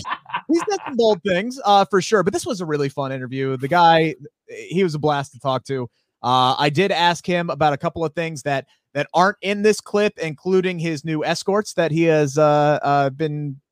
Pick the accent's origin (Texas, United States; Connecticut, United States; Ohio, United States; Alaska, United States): Ohio, United States; Cincinnati; my hometown in the city of Cincinnati